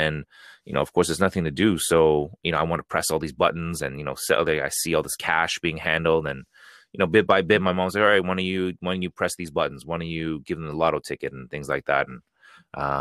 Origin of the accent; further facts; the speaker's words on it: Toronto, Ontario, Canada; I'm from Toronto, Canada